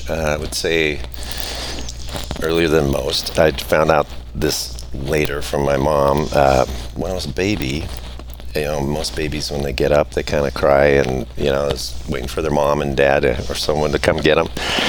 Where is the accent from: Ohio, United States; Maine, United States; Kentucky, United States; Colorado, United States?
Colorado, United States; born there; I was born in Colorado